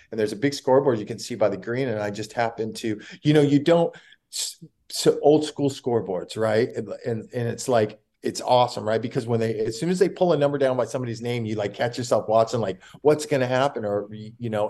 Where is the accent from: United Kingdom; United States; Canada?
United States; California; I'm from California